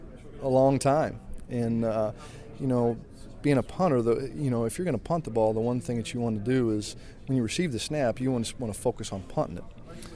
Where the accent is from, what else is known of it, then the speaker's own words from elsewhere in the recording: Elkhart, Kansas, United States; moved away; The city limits to my hometown is the Oklahoma state line. Hmm. Colorado's about 5 miles west of us. We're a 2A school in the state of Kansas.